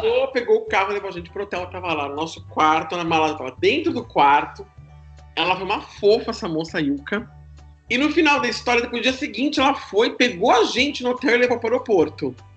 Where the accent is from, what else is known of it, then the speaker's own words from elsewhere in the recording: Brazil; a gente é do Brasil